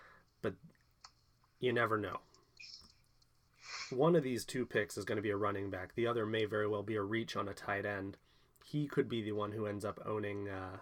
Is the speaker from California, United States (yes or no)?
yes; Bay Area, California, United States; I was born and raised in the Bay Area